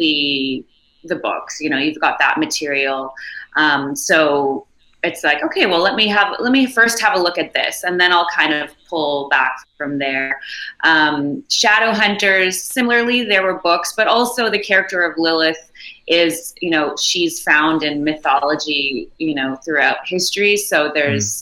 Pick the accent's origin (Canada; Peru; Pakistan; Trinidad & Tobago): Canada; Montreal, Quebec; I'm from Montreal